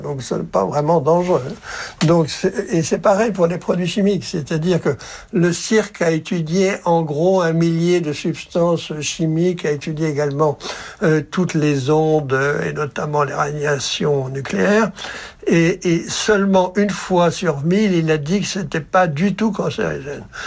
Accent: Brittany, France; Quand j'étais enfant en Bretagne

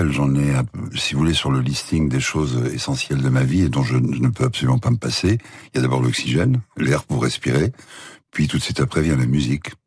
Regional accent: Paris, Île-de-France, France; born or raised there

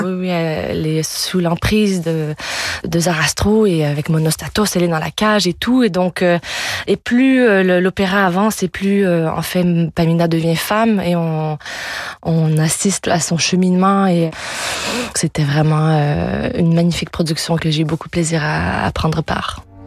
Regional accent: Quebec, Canada; first language French; moved away; also born or lived in France; retourner chanter sur ma terre natale

